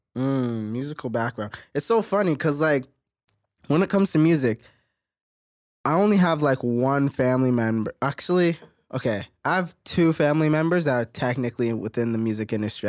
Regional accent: Mississauga, Ontario, Canada; now in Toronto, Canada; I come from Mississauga, but my whole career and everything that I've done work-wise is from Toronto.

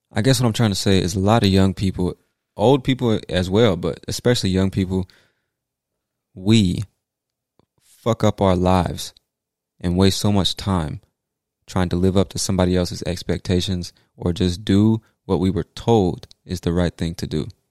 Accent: United States; I'm an American

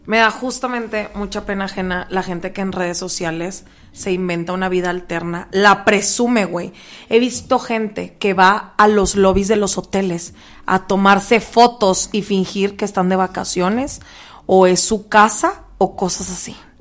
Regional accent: Mexico; Como buen mexicano.

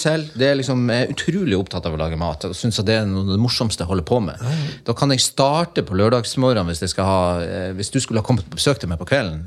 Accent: Lofoten, Nordland, Norway; Jeg kommer jo fra Lofoten. Jeg, jo, jeg bruker, bruker litt sånn slevete sagt si at jeg, jeg, jeg vokste opp i fjæresteinene

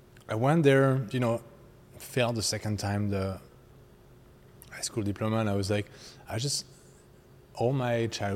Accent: foothills of the Massif Central, southwest France, France; English is a second language; moved away as an adult; now in Canada; I grew up in southwest of France.

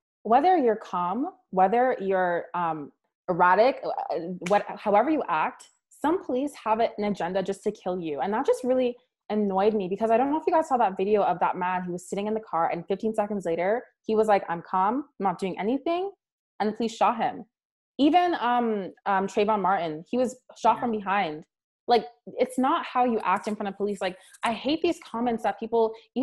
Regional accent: Nigeria; I'm Nigerian

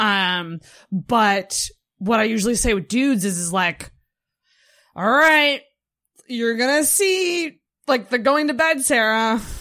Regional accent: Antigonish, Nova Scotia, Canada; I grew up in Anaganash, which is pretty fucking small

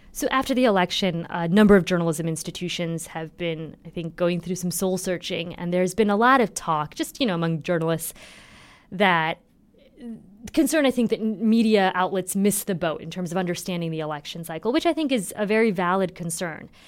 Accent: Indiana, United States; I'm from Indiana

